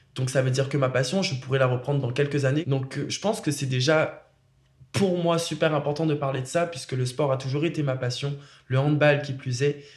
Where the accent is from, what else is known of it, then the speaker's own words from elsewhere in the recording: Réunion; moved away as an adult; je suis parti de la Réunion quand même à mes 18 ans et je me suis installé ici